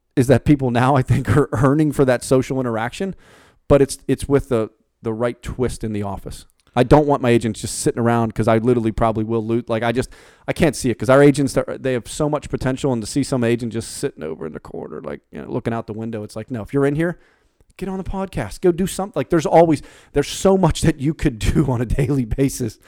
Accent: Pittsburgh, Pennsylvania, United States; moved away; I'm the Yankee from Pittsburgh who literally has been different down in this this part of town since day one

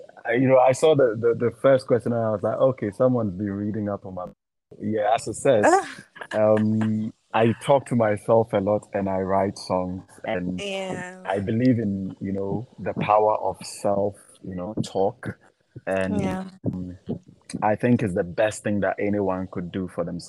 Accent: Accra, Greater Accra, Ghana; also born or lived in Northern Ghana; I am from Northern Ghana. Born in the north, grew up, you know, down south here in Accra.

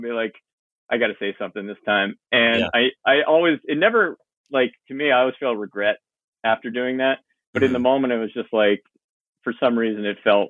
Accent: Northeastern Pennsylvania, United States; moved away as an adult; now in Delaware County, United States; I grew up in Northeastern PA

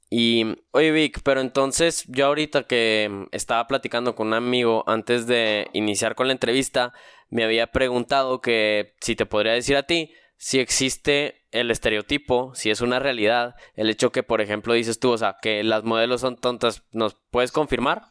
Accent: Mexico; decir que soy mexicano, también soy muy orgulloso de eso

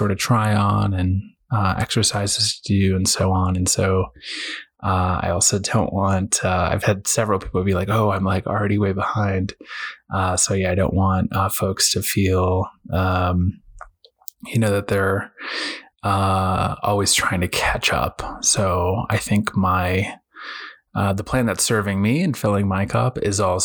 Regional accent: Boston, Massachusetts, United States; I was raised in New England, Boston area

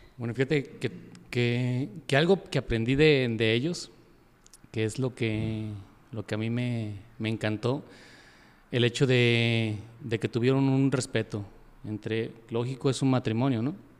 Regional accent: Yahualica, Jalisco, Mexico; yo soy de Yagualica, soy de Yagualica

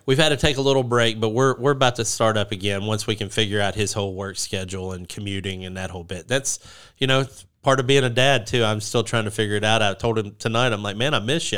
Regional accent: United States; I'm American

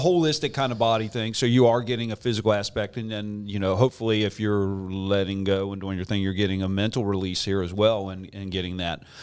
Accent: Morgantown, West Virginia, United States; growing up in Morgantown like I did

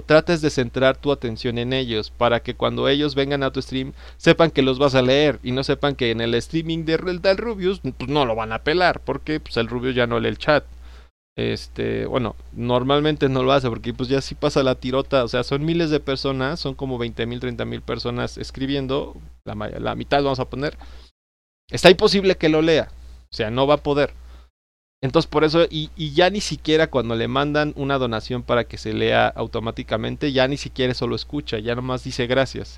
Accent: State of Mexico, Mexico; yo soy del Estado de México

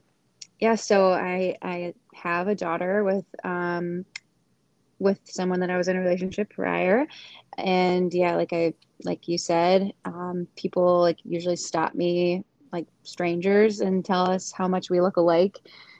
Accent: Hastings, Michigan, United States; now in Caledonia, United States; I'm from Hastings. I went to high school with Ellie. I now live in Caledonia

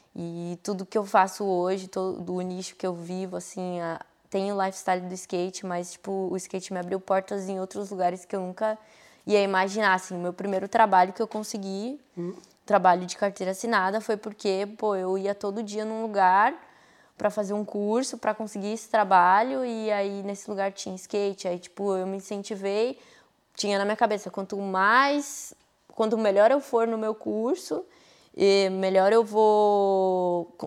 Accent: Taboão da Serra, São Paulo, Brazil; moved away as an adult; onde eu cresci, que eu, eu nasci no Taboão da Serra, né? Ali, Butantã e tal

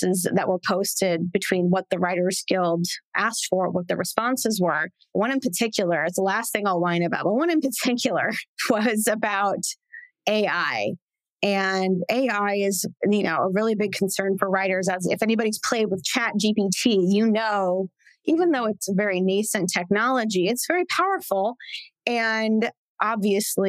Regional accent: Santa Clarita, California, United States; I grew up in Santa Clarita

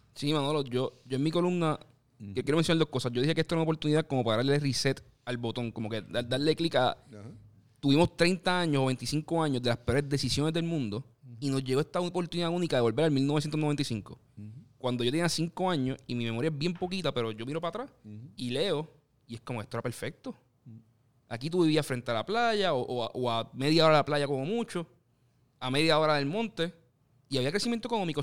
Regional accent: Puerto Rico; yo como puertorriqueño y como persona que quiero que, Puerto Rico crezca

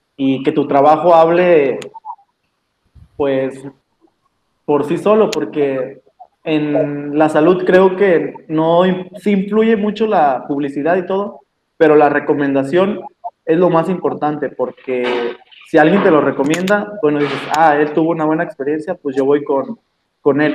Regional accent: Mexico; somos mexicanos

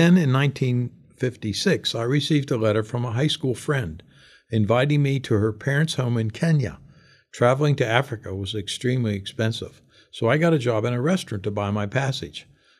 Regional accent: London, United Kingdom; born there; I was born in 1934 in London, England

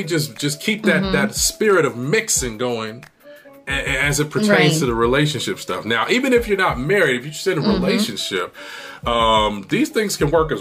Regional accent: Michigan, United States; now in California, United States; I was born in Michigan

